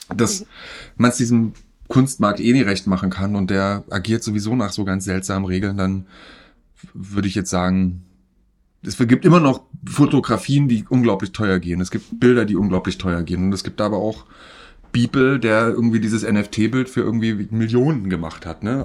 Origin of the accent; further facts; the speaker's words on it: East Germany, Germany; ich bin im Osten groß geworden und da hieß es Katschi